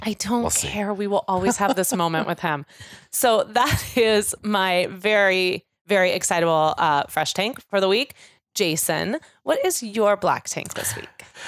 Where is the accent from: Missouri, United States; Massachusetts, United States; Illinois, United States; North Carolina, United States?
Missouri, United States; Kansas City; now in Chicago, United States; I'm very proud of my hometown